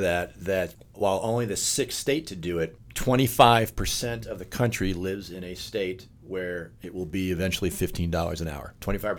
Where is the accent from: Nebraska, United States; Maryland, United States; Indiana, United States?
Maryland, United States; my home state of Maryland